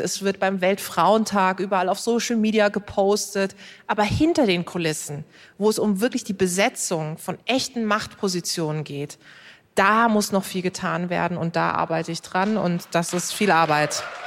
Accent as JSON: {"language": "German", "town": "Karlsruhe", "region": "Baden-Württemberg", "country": "Germany", "tie": "born or raised there", "said": "Ich komme aus Karlsruhe"}